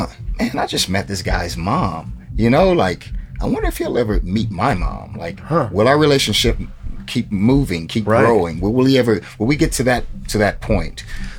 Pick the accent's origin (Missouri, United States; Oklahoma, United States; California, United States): Oklahoma, United States; Tulsa; we're from Tulsa.